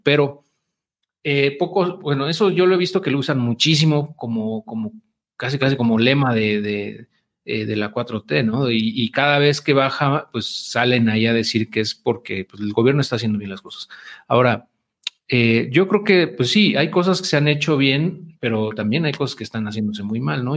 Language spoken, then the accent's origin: Spanish; Mexico